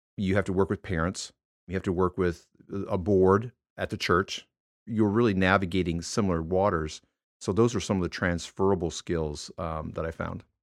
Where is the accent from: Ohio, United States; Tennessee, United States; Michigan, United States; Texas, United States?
Michigan, United States; moved away; I was born and raised in Michigan